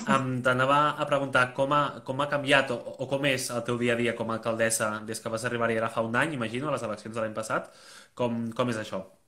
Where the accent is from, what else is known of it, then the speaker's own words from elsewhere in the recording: Barcelona, Catalonia, Spain; Aquí a Barcelona, per exemple, que jo soc de Barcelona